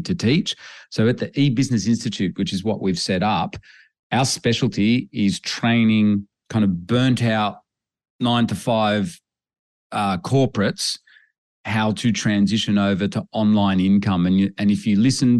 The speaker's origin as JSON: {"language": "English", "country": "Australia", "tie": "born or raised there", "said": "growing up in Australia on farms"}